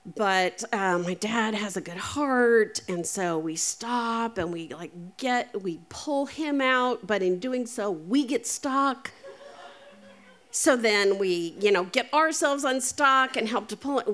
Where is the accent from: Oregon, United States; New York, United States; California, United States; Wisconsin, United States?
Oregon, United States; Eastern; we grew up in Eastern Oregon